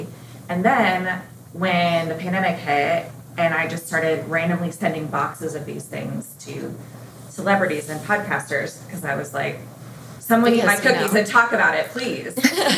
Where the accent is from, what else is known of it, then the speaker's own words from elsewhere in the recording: Colorado, United States; now in Arkansas, United States; So I grew up in Colorado, but I live in Arkansas now.